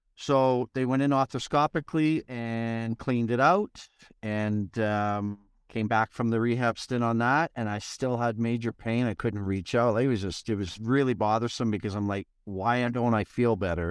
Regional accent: Edmonton, Alberta, Canada; moved away; I was in Edmonton, my hometown

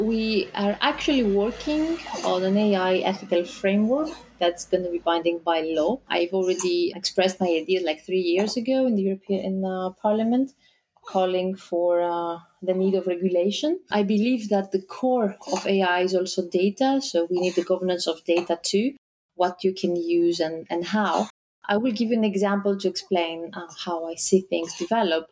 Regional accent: Greece; I come from Greece.

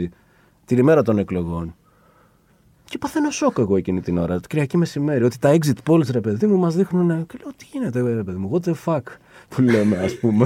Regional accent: Nea Smyrni, Attica, Greece; moved away as an adult; also born or lived in Exarchia, Athens; εγώ γεννηθεί νεασμένη.

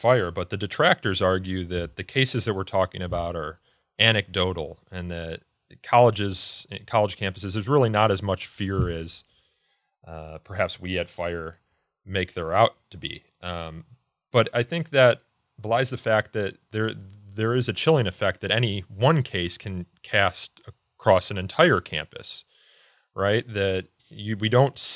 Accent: Elmhurst, Illinois, United States; I grew up in Elmhurst, which is a western suburb

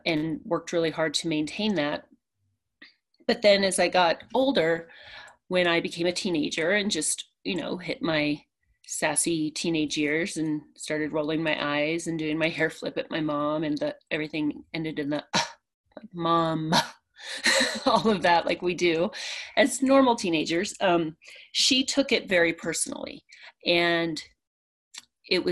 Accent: a small town outside of Orlando, Florida, United States; also born or lived in Pennsylvania; I grew up in a small town outside of Orlando

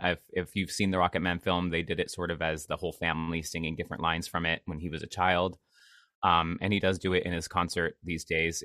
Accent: Seattle area, Washington, United States; moved away; I'm from the Seattle area. Um, I'm not from Seattle proper. Like I always say, I am from the middle of absolutely nowhere. I grew up in the middle of the woods

